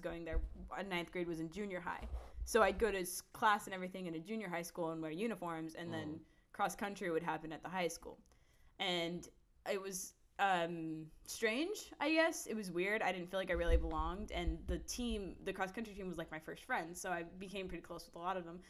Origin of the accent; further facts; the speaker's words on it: Odessa, Texas, United States; moved away as an adult; now in Austin, United States; I've been raised and born in Texas uh, my mm. whole life.